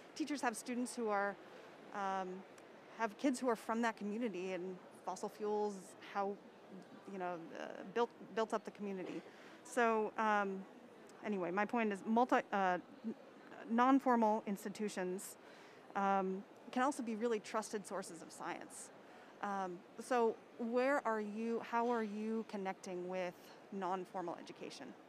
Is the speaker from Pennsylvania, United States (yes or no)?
yes; Pittsburgh, Pennsylvania, United States; I'm from Pittsburgh, Pennsylvania, Western Western PA